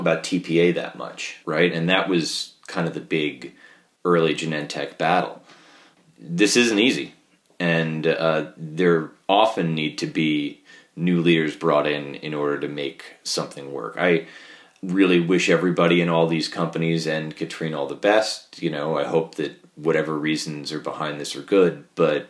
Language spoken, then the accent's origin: English; New York, United States; as a New Yorker